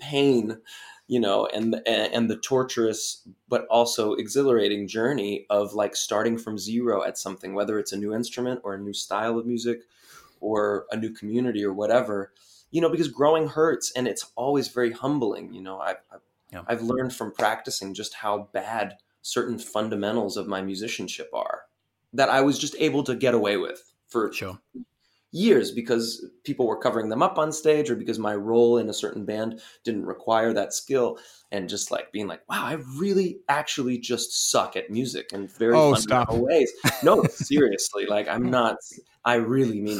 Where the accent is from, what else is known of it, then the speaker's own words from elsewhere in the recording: United States; me as an American